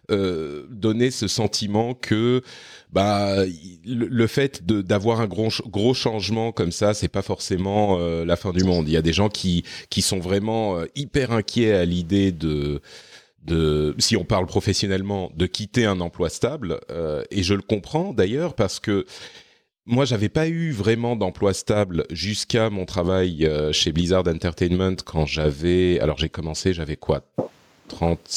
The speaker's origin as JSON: {"language": "French", "country": "Lebanon", "tie": "born there", "also_born_or_lived": "Cyprus / France", "said": "j'ai vécu à, euh, à Chypre quand j'étais adolescent, j'ai vécu au Liban, j'ai vécu. Enfin, je suis, je suis né au Liban en fait."}